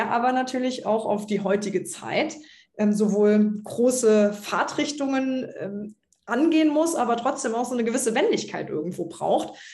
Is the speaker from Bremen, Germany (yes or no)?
no; Trier, Rhineland-Palatinate, Germany; als dann in meiner Heimatstadt Trier Katharina Barley nach Brüssel gegangen ist